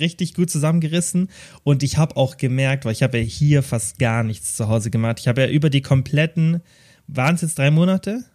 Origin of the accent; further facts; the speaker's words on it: Kempten, Bavaria, Germany; also born or lived in Stuttgart; bei uns in Kempten